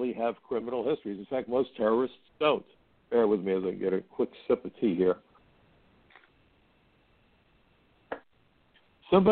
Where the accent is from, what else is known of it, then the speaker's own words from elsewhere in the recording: New York City, New York, United States; I'm from Brooklyn, and where I come from